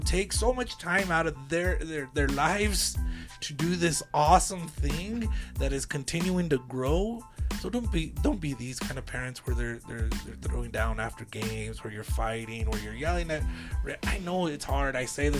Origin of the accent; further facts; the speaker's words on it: El Paso, Texas, United States; I'm from El Paso, dude. Don't you know Tex-Mex ain't good around here?